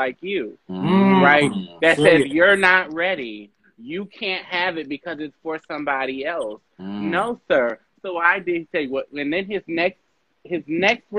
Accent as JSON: {"language": "English", "town": "New Orleans", "region": "Louisiana", "country": "United States", "said": "I'm from New Orleans"}